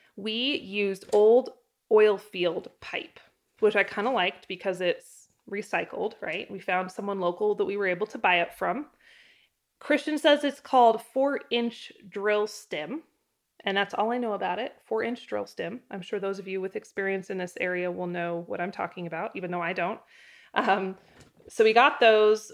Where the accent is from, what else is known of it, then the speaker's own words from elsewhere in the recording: Idaho, United States; also born or lived in Southeast Wyoming; now in Wyoming, United States; growing up in Idaho